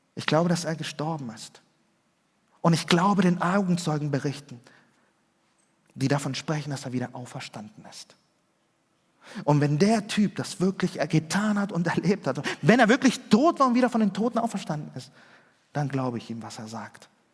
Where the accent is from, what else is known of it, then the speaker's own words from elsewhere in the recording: Germany; also born or lived in Chile; ich war in den ersten beiden Schuljahren, ja, zur dritten Klasse bin ich nach Deutschland gekommen